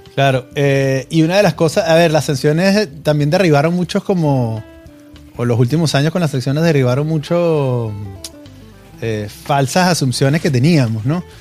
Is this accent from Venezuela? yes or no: yes; Venezuela; moved away